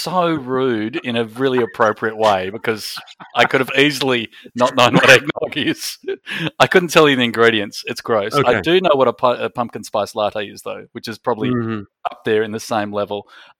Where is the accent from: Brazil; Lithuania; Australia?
Australia; now in United States; As an Australian living in America